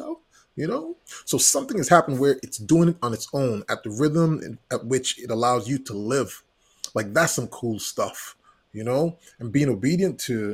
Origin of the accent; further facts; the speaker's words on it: U.S. Virgin Islands; moved away; also born or lived in Puerto Rico; Growing up in the Virgin Islands, I'm originally from St. Thomas, U.S. Virgin Islands. I was born in Puerto Rico, grew up in the Virgin Islands.